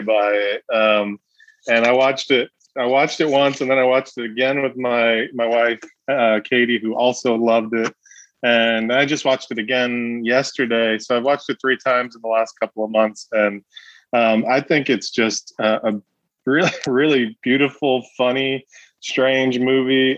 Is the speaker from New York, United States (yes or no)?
yes; New York City, New York, United States; pretty much my whole experience growing up was in this kind of you know these these tight knit Italian American families in southern Brooklyn